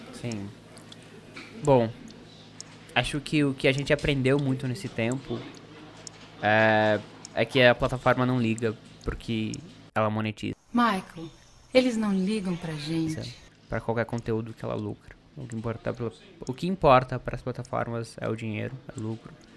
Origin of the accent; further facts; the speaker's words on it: Ponta Grossa, Paraná, Brazil; moved away; eu sou do Paraná